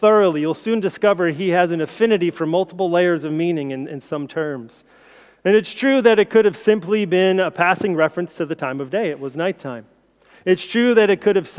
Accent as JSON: {"language": "English", "country": "United States", "moved": "as an adult", "lives_now": "United Kingdom", "said": "as an outsider, as an American"}